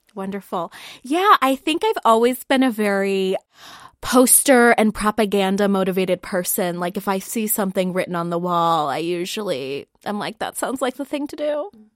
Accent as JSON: {"language": "English", "town": "Columbus", "region": "Ohio", "country": "United States", "said": "I am from Columbus, uh, Columbus, Ohio, um, not any of the other Columbuses"}